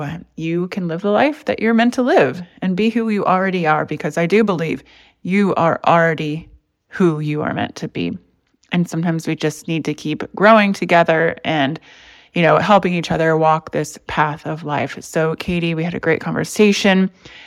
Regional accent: Indianapolis, Indiana, United States; now in Los Angeles, United States; I'm from Indianapolis

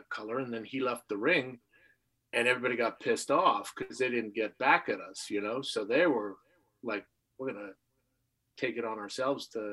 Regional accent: Canada; as a little kid growing up in Canada

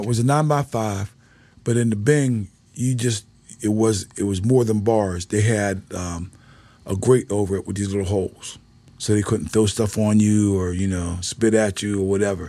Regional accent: Pittsburgh, Pennsylvania, United States; moved away; I came from Pittsburgh.

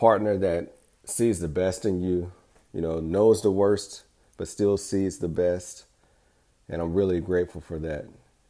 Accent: Alabama, United States; I was the boy from Alabama who smiled a lot.

